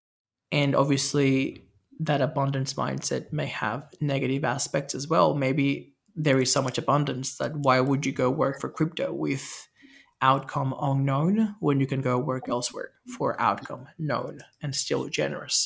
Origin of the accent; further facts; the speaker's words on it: Venezuela; I grew up in Venezuela, very corrupt, very fast paced, very like street smart, bribery